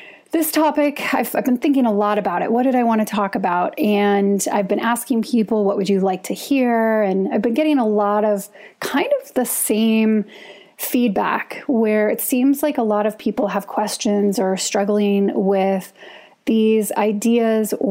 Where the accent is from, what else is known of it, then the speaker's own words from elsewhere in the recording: United States; as an American